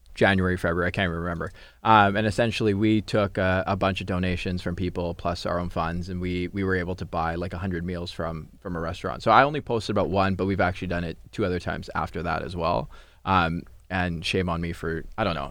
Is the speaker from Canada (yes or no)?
yes; Surrey, British Columbia, Canada; I grew up in Surrey, too